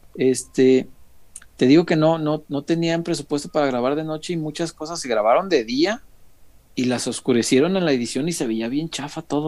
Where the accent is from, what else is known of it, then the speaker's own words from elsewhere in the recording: Mexico; Yo soy de la Morelos, barrio